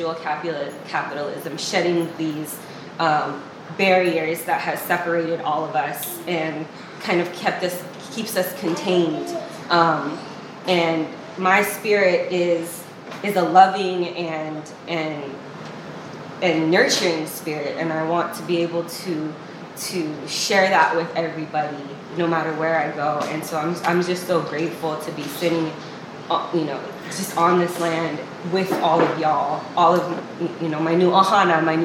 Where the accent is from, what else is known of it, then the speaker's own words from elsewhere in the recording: Wailua, Hawaii, United States; also born or lived in East Oakland, California; now in Oakland, United States; I was born and raised in Wailua, Hawaii